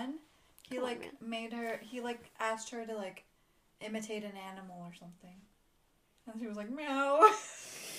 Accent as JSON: {"language": "English", "town": "Shimla", "region": "Himachal Pradesh", "country": "India", "said": "I'm not from either of those, but I'm from Shimla. Shimla is my city."}